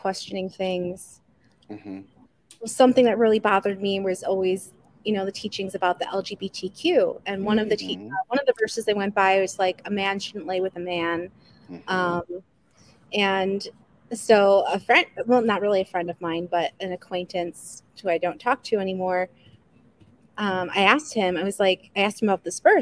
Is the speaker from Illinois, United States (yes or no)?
yes; Chicago, Illinois, United States; moved away; also born or lived in Jackson, Mississippi; I grew up in Chicago